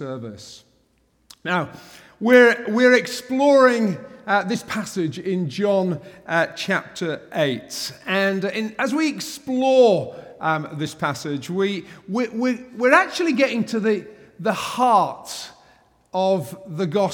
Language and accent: English; England, United Kingdom; an Englishman